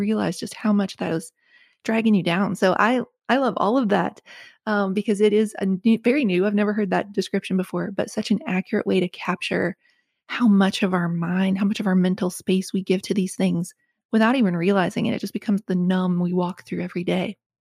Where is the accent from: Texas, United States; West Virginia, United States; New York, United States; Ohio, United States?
West Virginia, United States; moved away as an adult; also born or lived in Connecticut; it's the growing up in West Virginia